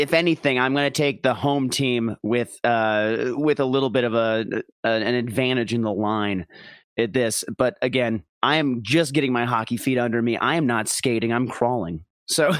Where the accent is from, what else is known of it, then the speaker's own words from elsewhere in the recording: Minnesota, United States; as a Minnesotan